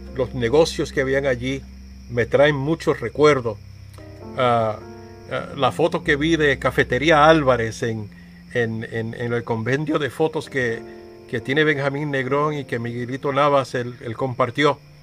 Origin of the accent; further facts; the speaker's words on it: Vega Alta, Puerto Rico; gente de mi pueblo